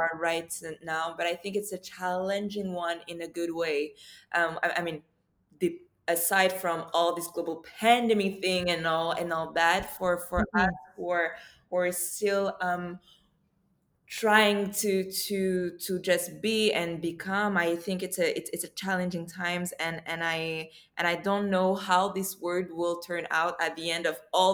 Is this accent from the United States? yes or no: no; Morocco; moved away as an adult; also born or lived in Ivory Coast; now in Montreal, Canada; I lived in Morocco for 10 years.